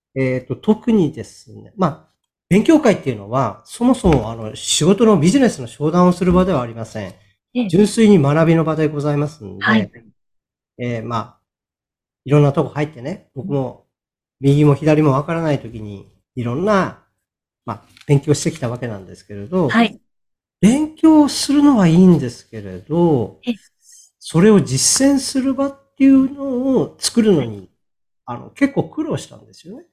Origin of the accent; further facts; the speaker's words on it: Sapporo, Hokkaido, Japan; 私の地元の北海道札幌市の個人事業主や一人社長の人たちの相談に乗り続けてきた